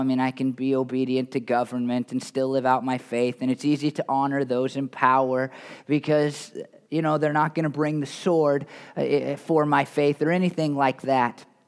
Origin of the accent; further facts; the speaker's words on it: United States; I'm an American. I'm a fairly patriotic American